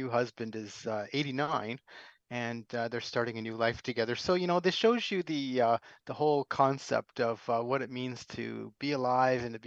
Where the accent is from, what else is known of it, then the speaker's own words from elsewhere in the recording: Canada; I'm a Canadian, don't hold that against me, but nonetheless, I'm a Canadian